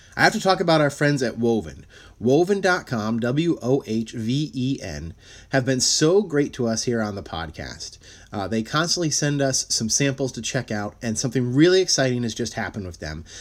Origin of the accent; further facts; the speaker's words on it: Shelton, Connecticut, United States; I'm from Shelton, Connecticut